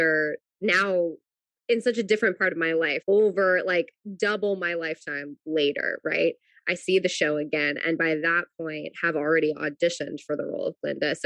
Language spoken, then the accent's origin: English; New Jersey, United States; I grew up in New Jersey, so I was never that far away from New York